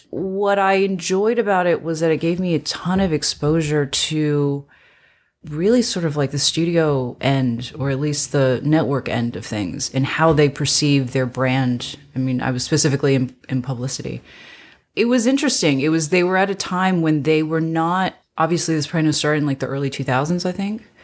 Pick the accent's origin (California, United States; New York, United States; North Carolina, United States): North Carolina, United States; also born or lived in China; now in Los Angeles, United States; I was born in China. I was uh, I'm originally from I guess all over, but mainly North Carolina.